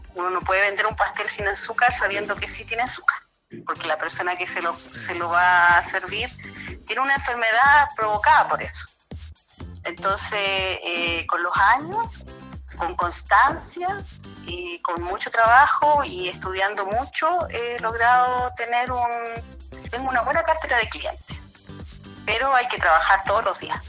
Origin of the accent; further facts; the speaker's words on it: Illapel, Coquimbo, Chile; yo soy de Illapel